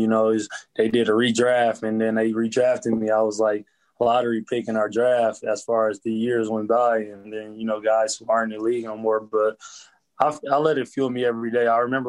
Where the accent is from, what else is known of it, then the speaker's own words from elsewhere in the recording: Flint, Michigan, United States; You got to think, around my era, we were number one, number two in the country with murders per year.